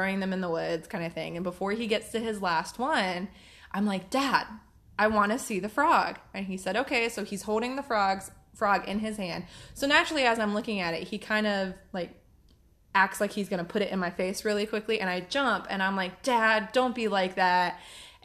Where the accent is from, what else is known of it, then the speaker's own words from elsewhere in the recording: Waxhaw, North Carolina, United States; I grew up in Waxhaw